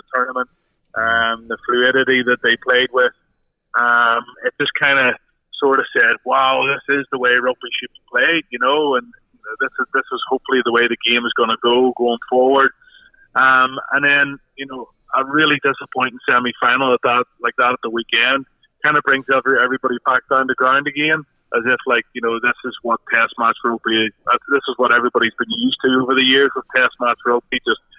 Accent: Ireland; as an Irishman

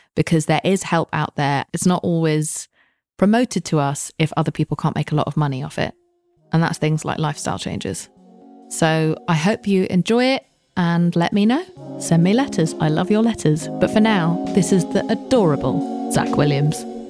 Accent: United Kingdom; I'm British. We are told to never say how we're feeling about anything ever

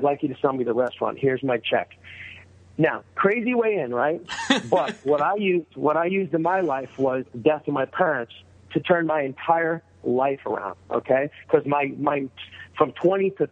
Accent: New York, United States; now in Sherman Oaks, United States; I was from New York

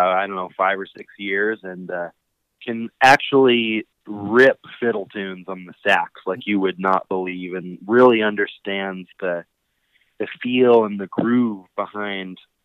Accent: Colorado, United States; growing up in Colorado, you know, I was lucky enough to get to go to a lot of great bluegrass festivals

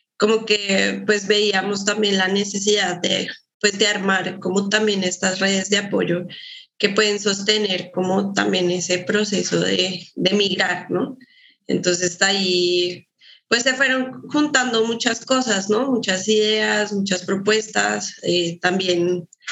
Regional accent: Colombia; moved away as an adult; now in Guadalajara, Mexico; yo también soy colombiana

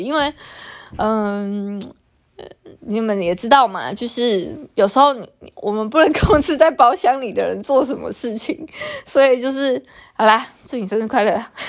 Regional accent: Taiwan; first language Taiwanese Hokkien; Chinese is a second language; 像我对母语的认知是闽南话

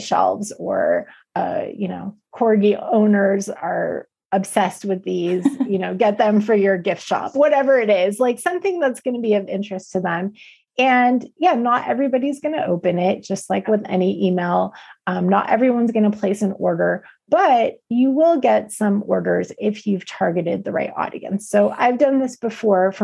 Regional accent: California, United States; I'm from California

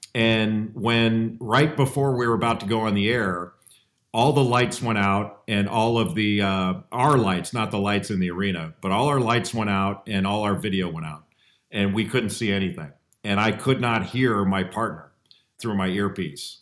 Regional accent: Los Angeles, California, United States; I grew up in Los Angeles.

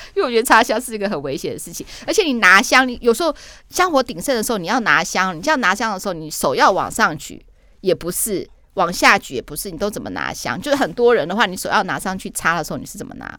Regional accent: northern Taiwan, Taiwan; 我是北部人，我是个北部怂

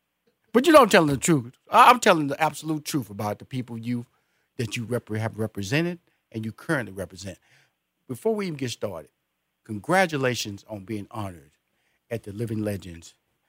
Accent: Houston, Texas, United States; also born or lived in New York / Los Angeles / Chicago; now in Atlanta, United States; Hey, I'm originally from Houston, Texas. I lived in New York for 2 years. Then I moved to L.A., lived in L.A. for 15 years. And I moved back to New York, lived there for 2 years, and eventually settled into Atlanta, Georgia.

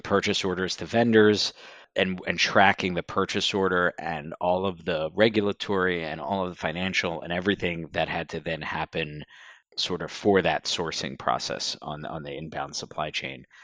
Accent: Southern New Jersey, United States; moved away as an adult; also born or lived in Washington, D.C.; now in Philadelphia, United States; I grew up in Southern New Jersey and then moved across the river to Philadelphia twenty-some-odd years ago.

